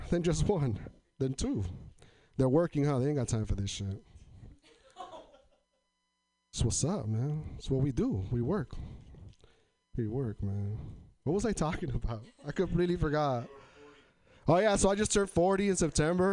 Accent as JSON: {"language": "English", "town": "Tri-Cities", "region": "Washington", "country": "United States", "moved": "as an adult", "lives_now": "Portland, United States", "said": "So I'm from Eastern Washington, but I live in Portland now. I come from an area in Washington called Tri-Cities, Washington."}